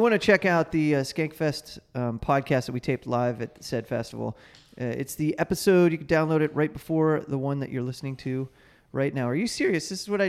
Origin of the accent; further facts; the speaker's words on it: Cleveland, Ohio, United States; moved away; I'm from Cleveland